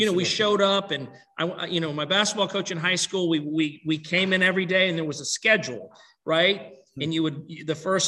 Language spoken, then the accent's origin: English; Laurel Bay, South Carolina, United States; growing up in Laurel Bay, South Carolina